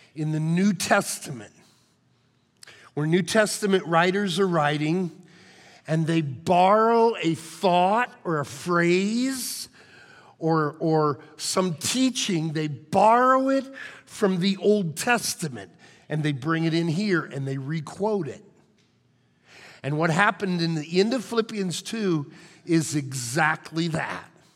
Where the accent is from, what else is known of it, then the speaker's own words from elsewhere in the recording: Illinois, United States; moved away; my hometown, a team back in Illinois